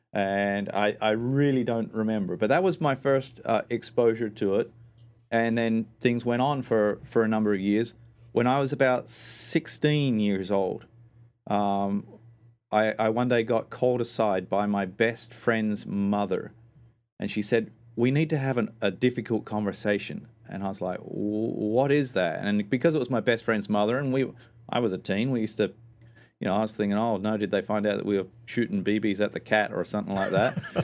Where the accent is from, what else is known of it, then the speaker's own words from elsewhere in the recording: Australia; moved away; spent most of my life growing up in Australia